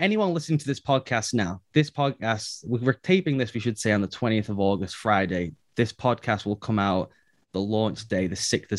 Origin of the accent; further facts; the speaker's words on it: England, United Kingdom; So I decided I am going to do an American accent. So when they call, they cannot tell I'm English.